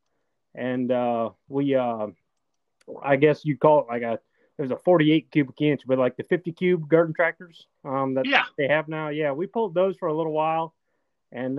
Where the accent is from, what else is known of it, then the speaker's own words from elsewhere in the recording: Wolf Lake, Indiana, United States; I grew up here in a small little hometown of Wolf Lake, Indiana, northeastern Indiana